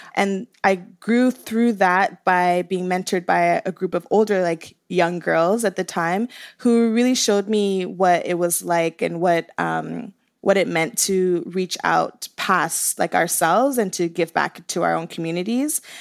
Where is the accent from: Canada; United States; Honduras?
Canada; Toronto, Ontario; I grew up in Scarborough